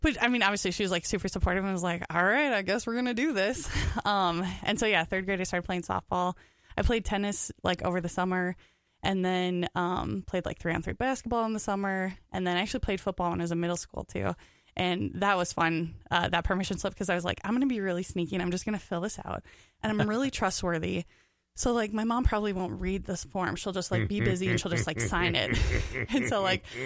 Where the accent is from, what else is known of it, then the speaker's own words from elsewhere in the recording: Minnesota, United States; also born or lived in Rochester, Minnesota / Austin, Minnesota; I was born in Rochester, Minnesota, and my family lived in Austin, Minnesota when I was like actually born